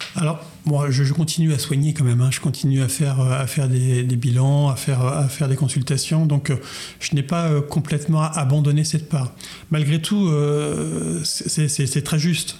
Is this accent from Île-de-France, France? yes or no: no; Chartres, Centre-Val de Loire, France; je, suis un chartrain de pure souche, puisque je suis né à Chartres, j'ai grandi